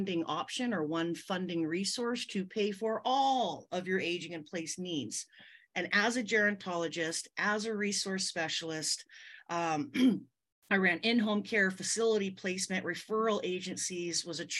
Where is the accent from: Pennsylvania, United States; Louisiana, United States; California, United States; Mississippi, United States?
California, United States; I'm born and raised out here in California